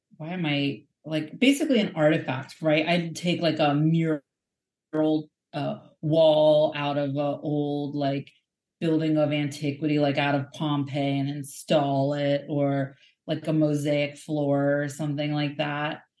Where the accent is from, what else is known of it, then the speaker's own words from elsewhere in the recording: United States; speaking as an American